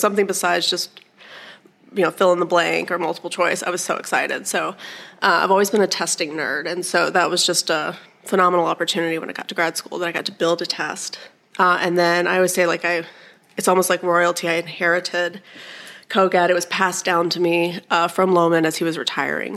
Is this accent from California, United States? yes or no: no; Alabama, United States; moved away as an adult; also born or lived in Iowa; I was born and raised in Alabama and ended up back in Alabama